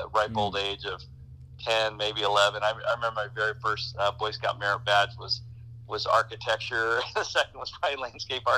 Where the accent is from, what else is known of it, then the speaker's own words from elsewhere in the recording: Germany; moved away; growing up in Europe